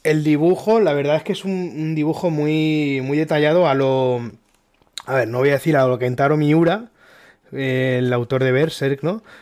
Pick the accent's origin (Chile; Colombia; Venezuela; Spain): Spain; Elda, Valencian Community; yo soy de Elda, una ciudad aquí en Alicante